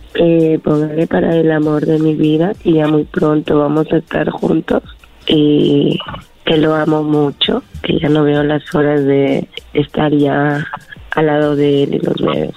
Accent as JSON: {"language": "Spanish", "country": "Peru", "said": "yo soy de Perú"}